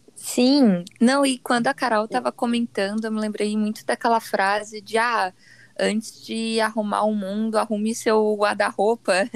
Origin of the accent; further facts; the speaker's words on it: Brazil; todos somos brasileiros